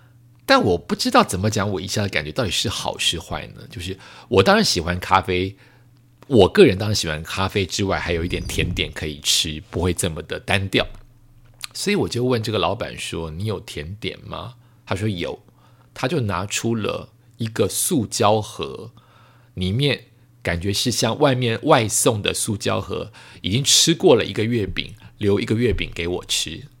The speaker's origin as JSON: {"language": "Chinese", "country": "Taiwan", "tie": "born or raised there", "also_born_or_lived": "Tokyo, Japan / Bangkok, Thailand", "said": "它毕竟是我的故乡之一，我的故乡是台湾，是东京，是曼谷，所以再次回去就会觉得很开心"}